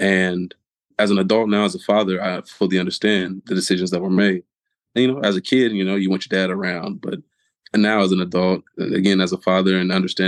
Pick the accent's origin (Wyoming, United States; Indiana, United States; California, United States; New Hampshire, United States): California, United States; Oakland; also born or lived in Columbus, Ohio; moved to Oakland when I was three